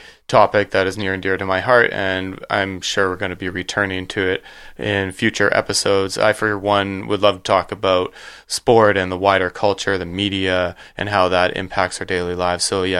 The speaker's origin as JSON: {"language": "English", "country": "Canada", "said": "I called it in my research hanging up the skates because we're Canadian."}